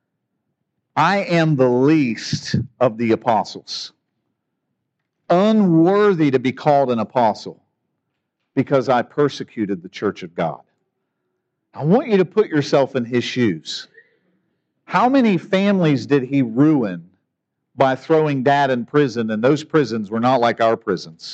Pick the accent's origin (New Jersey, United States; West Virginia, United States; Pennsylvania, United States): West Virginia, United States; Parkersburg; I grew up in Parkersburg